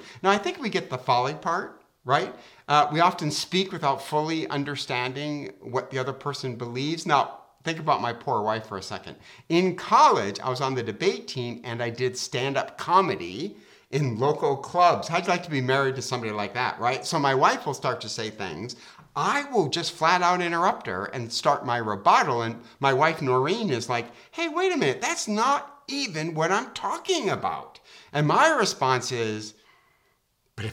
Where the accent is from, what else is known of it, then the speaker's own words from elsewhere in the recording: Detroit, Michigan, United States; I'm from Detroit